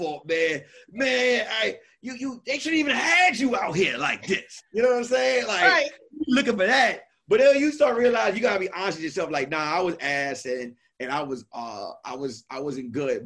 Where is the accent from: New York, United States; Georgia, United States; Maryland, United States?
New York, United States; I'm from New York